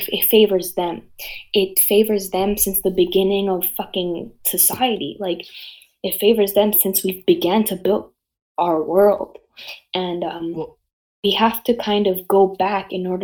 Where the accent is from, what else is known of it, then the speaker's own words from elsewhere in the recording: Canada; also born or lived in Nicaragua (family); I'm Canadian